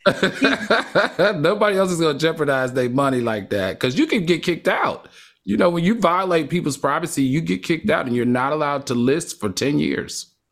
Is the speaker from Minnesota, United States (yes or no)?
no; New York City, New York, United States; I'm from New York City.